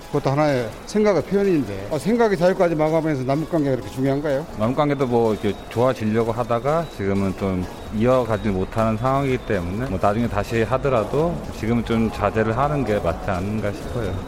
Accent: South Korea; 제가 적경 지역에서 태어나서 아, 지금도 어, 살고 있지만

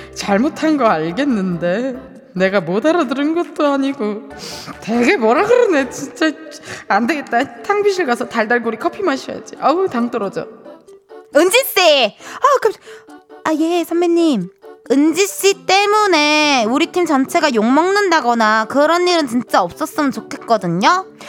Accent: Incheon, South Korea; 저도 또 고향이 인천이거든요.

